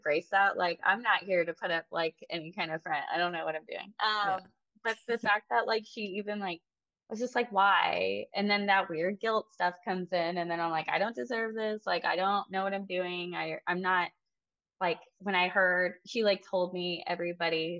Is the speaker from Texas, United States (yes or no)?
yes; near Austin, Texas Hill Country, United States; I grew up in the Texas Hill Country, near Austin